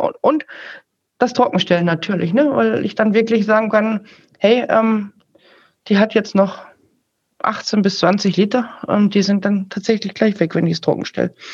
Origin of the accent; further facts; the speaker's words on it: Bavaria, Germany; bei uns in Bayern